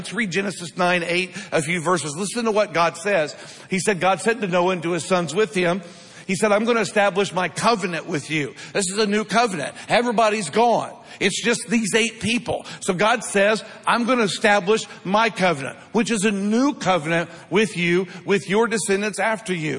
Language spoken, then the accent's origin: English; Midwest, United States; growing up in the Midwest